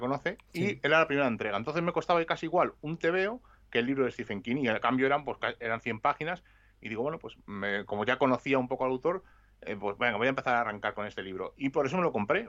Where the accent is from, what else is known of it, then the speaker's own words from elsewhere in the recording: Madrid, Community of Madrid, Spain; Yo estudiaba en Vallecas y me cambiaron a Atocha